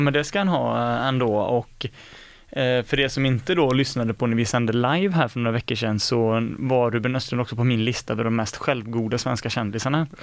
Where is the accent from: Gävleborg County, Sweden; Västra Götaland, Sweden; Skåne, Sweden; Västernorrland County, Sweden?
Västra Götaland, Sweden; Skene; i Skene, min hemort